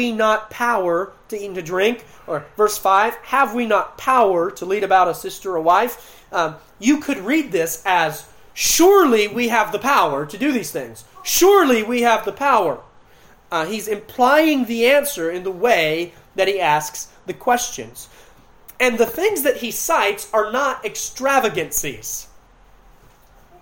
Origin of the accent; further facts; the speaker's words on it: Clayton County, Georgia, United States; I grew up in Clinton County, Georgia, about 15 minutes from World Changers